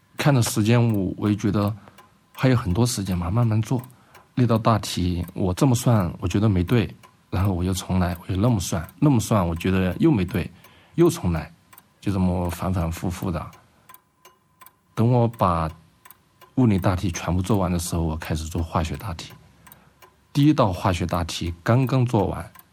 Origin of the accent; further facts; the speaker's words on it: Guangzhou, Guangdong, China; now in Chengdu, China; 因为我小时候是在广州长大的